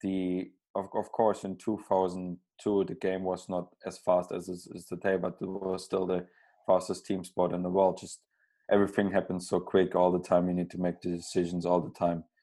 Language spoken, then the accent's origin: English; Berlin, Germany; also born or lived in South Germany; I was born in South Germany, but then we moved to Berlin, and that's where basically around Berlin I spent my entire youth